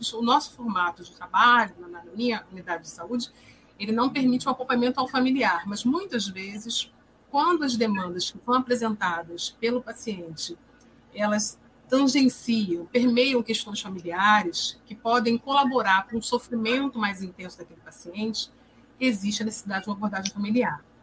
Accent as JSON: {"language": "Portuguese", "region": "Rio de Janeiro", "country": "Brazil", "said": "sou psicóloga, sou do Rio de Janeiro"}